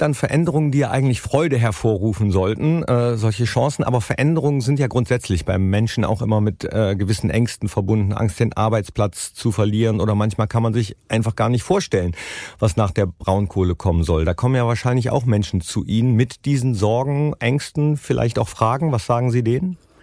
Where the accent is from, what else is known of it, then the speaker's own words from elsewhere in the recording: Mönchengladbach, North Rhine-Westphalia, Germany; ich als gebürtiger Mönchengladbacher